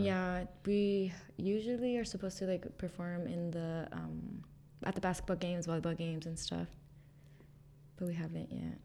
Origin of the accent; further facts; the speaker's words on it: Mendota, California, United States; moved away as an adult; also born or lived in Fresno, California; I was born in Fresno, California, and then I was raised in the Central Valley in a small farm town called Mendora